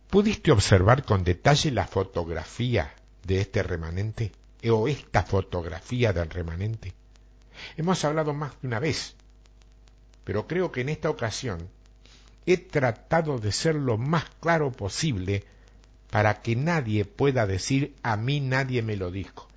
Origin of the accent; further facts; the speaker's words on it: Argentina; somos exagerados los argentinos